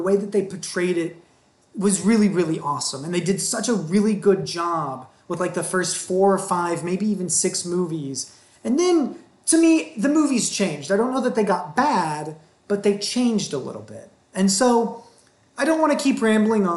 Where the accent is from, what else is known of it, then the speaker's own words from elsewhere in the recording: Texas, United States; I grew up in Texas